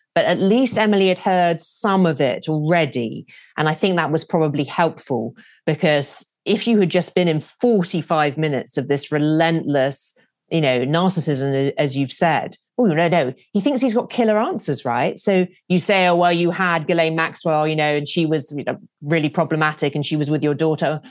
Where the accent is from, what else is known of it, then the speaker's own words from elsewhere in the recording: United Kingdom; being British.